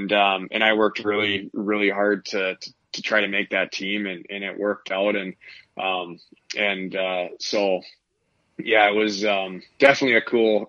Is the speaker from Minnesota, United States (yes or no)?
yes; Minnesota, United States; Both my parents are from Iowa, so they had no idea what hockey was. And so when they moved up to Minnesota, they actually started me off with skating lessons.